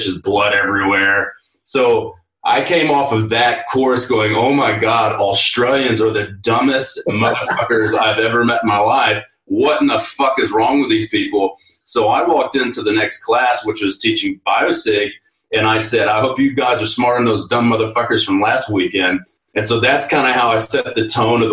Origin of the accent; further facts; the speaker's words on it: Texas, United States; I come from Texas